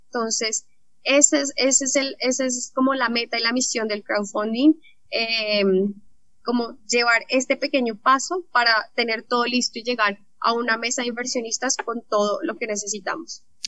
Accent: Colombia; porque vivimos acá, somos colombianas

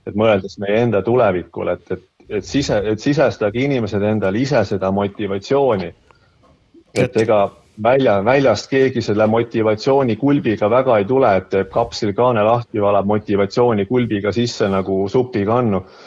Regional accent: Tartu, Tartu County, Estonia; mina ise olen Tartust

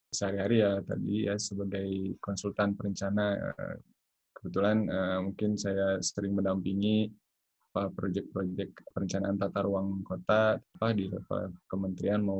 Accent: Bandung, West Java, Indonesia; eh, saya asli dari Bandung.

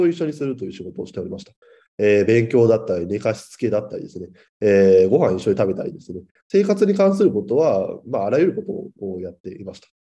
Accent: Chiba, Japan; 地元の千葉県の児童相談所への勤務を目指した

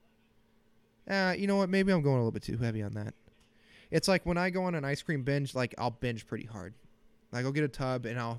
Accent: Bettendorf, Iowa, United States; moved away; Bettendorf, Iowa.

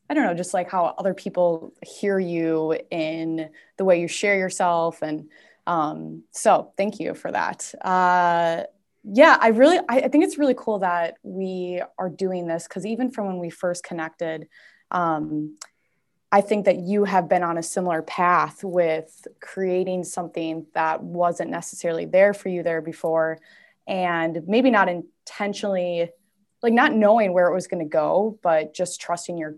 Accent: Saint Paul, Minnesota, United States; um, let's see, I'm from St. Paul, so I'm from the Twin Cities area. Um, I live in Minneapolis now, but I have moved many different times.

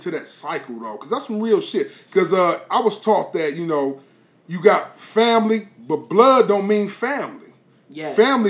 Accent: Columbus, Ohio, United States; Well, I grew up on the north side of Columbus in that house as well, right?

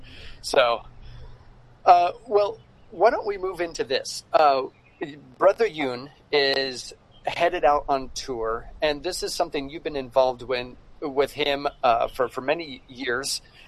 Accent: Prescott, Arizona, United States; my hometown, Prescott, Arizona

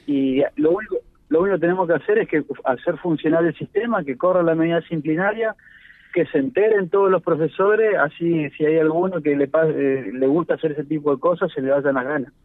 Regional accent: Argentina; como argentinos

